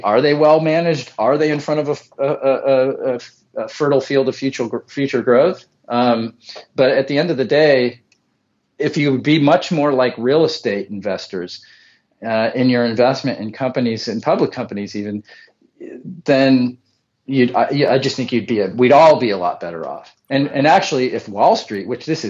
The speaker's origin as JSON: {"language": "English", "area": "Bay Area", "region": "California", "country": "United States", "moved": "yes", "lives_now": "Central Coast, California, United States", "said": "we're originally from the Bay Area, now on the Central Coast"}